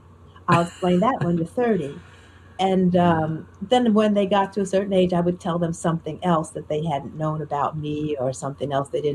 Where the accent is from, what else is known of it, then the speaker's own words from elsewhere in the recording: Newark, New Jersey, United States; I grew up in Newark, New Jersey. My high school was in Newark, New Jersey. I was living there.